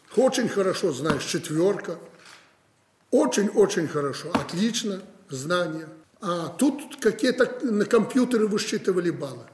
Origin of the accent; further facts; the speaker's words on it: Orsha, Vitebsk Region, Belarus; moved away; я там родился в Орше, жил рядом